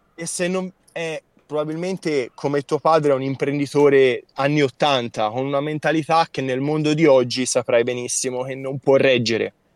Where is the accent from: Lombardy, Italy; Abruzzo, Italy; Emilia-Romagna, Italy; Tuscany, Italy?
Tuscany, Italy; province of Siena; provincia di Siena, ah, okay. fra le colline del Chianti